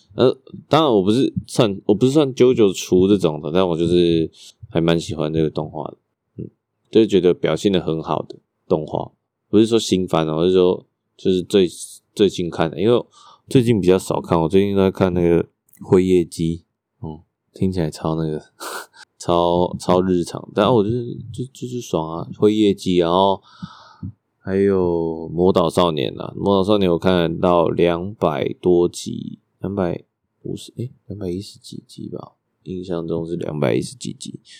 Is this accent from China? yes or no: no; Taipei, Taiwan; 我是台北出生啊